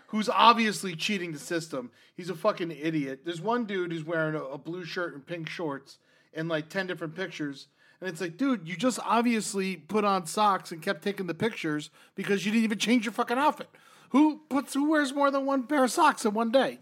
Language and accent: English; Florida, United States; I grew up in Florida